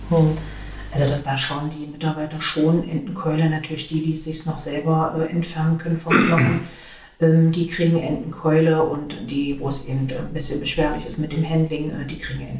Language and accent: German; Magdeburg, Saxony-Anhalt, Germany; ich bin ja im Neustädterfeld groß geworden.